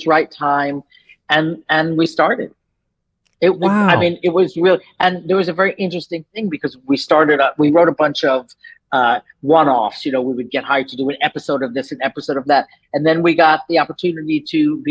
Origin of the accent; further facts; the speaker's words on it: New York, United States; moved away as an adult; also born or lived in Los Angeles; I'm from New York. So I grew up in New York